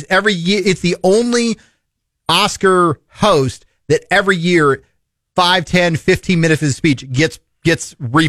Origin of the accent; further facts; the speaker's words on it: Midwest, United States; How am I in Hollywood? I'm from the Midwest.